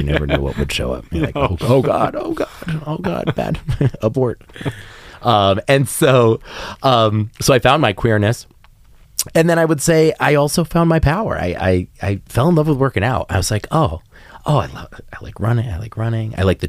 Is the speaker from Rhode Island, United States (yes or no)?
yes; Rhode Island, United States; I was raised in Rhode Island, part of New England. And again, very small state, very small school where kind of everybody knows your business.